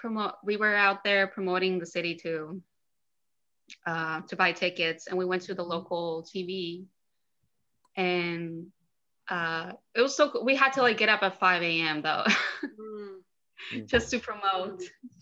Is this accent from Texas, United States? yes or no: yes; border town with Mexico, Texas, United States; I grew up in Texas in a border town between Texas and Mexico.